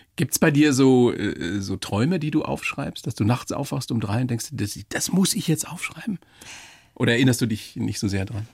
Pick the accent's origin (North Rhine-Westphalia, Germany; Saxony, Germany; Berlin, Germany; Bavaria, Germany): Bavaria, Germany; hier bei uns in Bayern